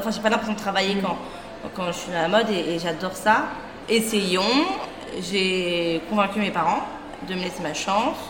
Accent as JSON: {"language": "French", "town": "Versailles", "region": "Île-de-France", "country": "France", "tie": "born or raised there", "also_born_or_lived": "Château-Gontier", "lives_now": "Paris, France", "said": "J'ai grandi à Versailles, plutôt sympa, très cliché"}